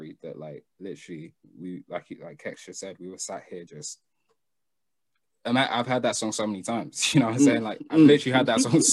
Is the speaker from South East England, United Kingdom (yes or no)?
yes; Milton Keynes, South East England, United Kingdom; also born or lived in Manchester; I'm from the hood. I'm from the trenches. I'm from Milton Keynes.